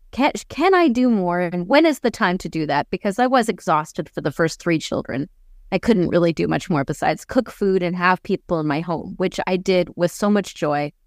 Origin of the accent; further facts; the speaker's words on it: Canada; first language English; moved away as an adult; also born or lived in Germany / Ukraine; now in Austria; I was born in Canada. I get compliments on my English all the time because I live in Austria